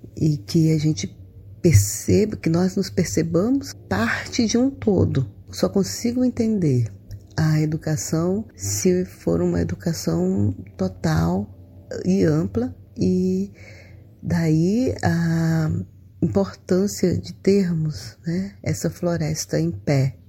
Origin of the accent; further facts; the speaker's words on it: Tabatinga, Amazonas, Brazil; sou natural de Tabatinga, nasci às margens do rio Solimões